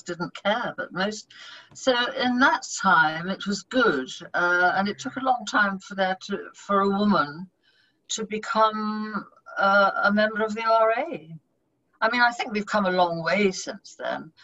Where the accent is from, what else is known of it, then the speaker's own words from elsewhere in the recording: Bristol, South West England, United Kingdom; also born or lived in London; I'm the only one that was born in London. And I was at two, and we moved to Bristol, where I was brought up